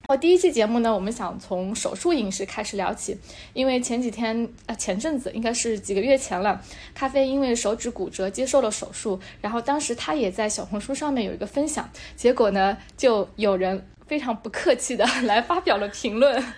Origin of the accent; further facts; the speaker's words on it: Hangzhou, Zhejiang, China; 我们这边就是我们在杭州地区